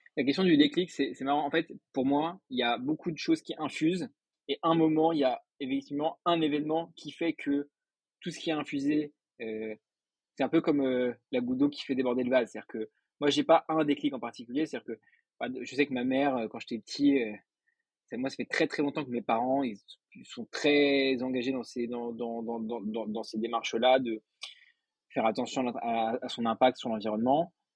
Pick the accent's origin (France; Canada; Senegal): France; Paris, Île-de-France; suis né à Paris, j'ai fait toutes mes études à Paris